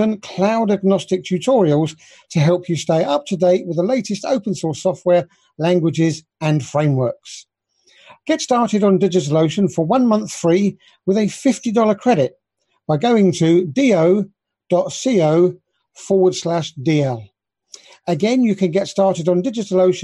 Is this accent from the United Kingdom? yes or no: yes; United Kingdom; being a Brit